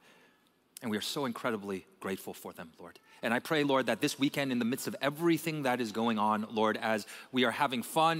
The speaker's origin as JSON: {"language": "English", "country": "Canada", "tie": "born or raised there", "moved": "yes", "lives_now": "United States", "said": "I was born and I was raised in Canada"}